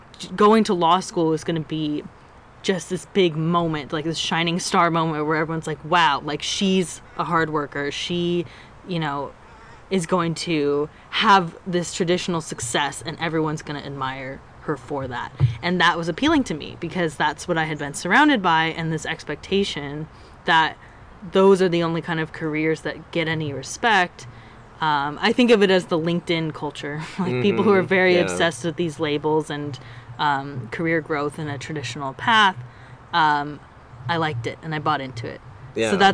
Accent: San Diego, California, United States; I grew up in San Diego, California, my whole life

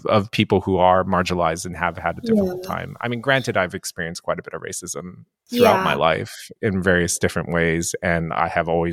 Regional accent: Japan; also born or lived in United States; now in Montreal, Canada; I grew up in Japan, like in like, I wouldn't say rural Japan, but like kind of middle of nowhere

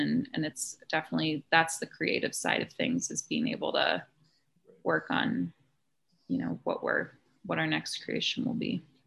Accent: Boulder, Colorado, United States; I'm actually from Colorado originally. I grew up in Boulder

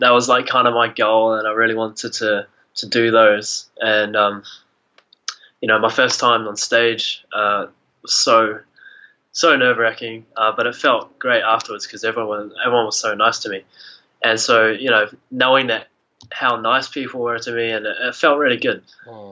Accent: Oamaru, Otago, New Zealand; I'm from Oamaru, um, okay. s- small town, kind of uh, 14,000 people, uh, just down in the South Island of New Zealand.

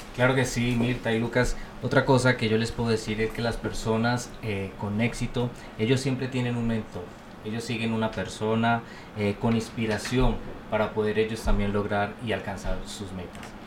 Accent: Colombia; moved away as an adult; now in United States; yo soy colombiano

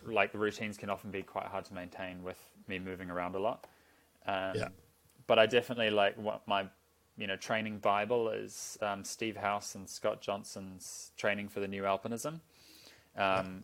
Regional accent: Auckland, New Zealand; I grew up in Auckland

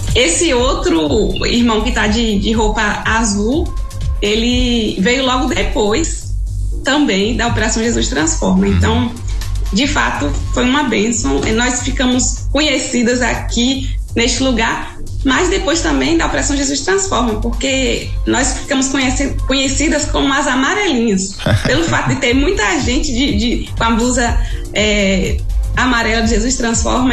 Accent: Jacobina, Bahia, Brazil; moved away as an adult; now in Quixadá area, Ceará, Brazil; Sou da, do interior de, da Bahia, na de, cidade de Jacobina

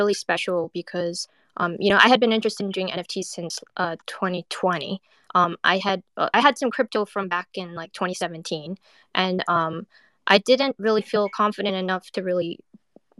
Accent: West Coast, United States; also born or lived in Thailand; now in New York, United States; I'm a Asian American artist. I'm originally from the West Coast, but I lived in New York for 20 years

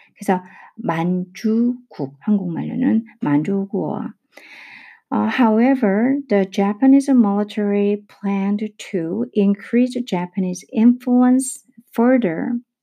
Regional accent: South Korea; 저는 한국 사람이니까 중국어도 외국어고 영어도 외국어인데

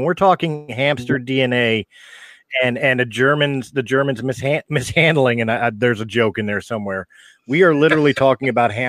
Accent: Philadelphia, Pennsylvania, United States; I'm from Philly

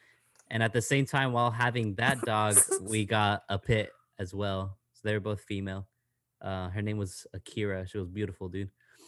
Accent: San Jose, California, United States; born there; When I was born in San Jose, we had a boxer named Max.

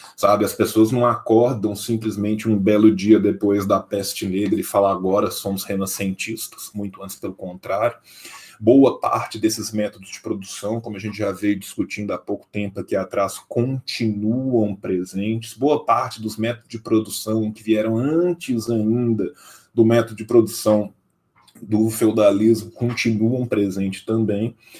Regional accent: interior of Minas Gerais, Brazil; Eu sou do interior de Minas Gerais

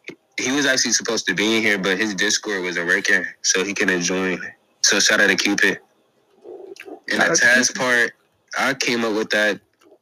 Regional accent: Snellville, Georgia, United States; I'm from Gwinnett. Actually, I'm from Snowville.

